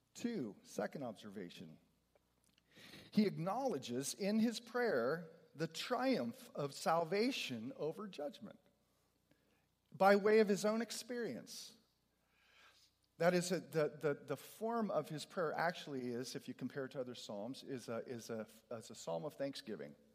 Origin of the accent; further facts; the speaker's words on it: California, United States; I'm a Californian